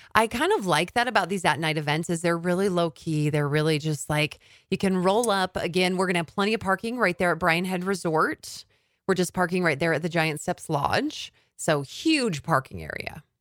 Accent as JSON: {"language": "English", "town": "Cedar City", "region": "Utah", "country": "United States", "tie": "born or raised there", "said": "I actually grew up in Cedar City"}